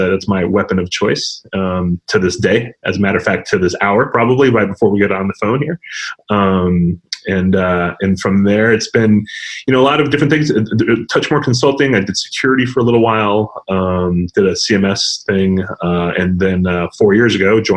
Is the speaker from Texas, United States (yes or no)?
yes; El Paso, Texas, United States; moved away; also born or lived in New York; I grew up in West Texas, in El Paso specifically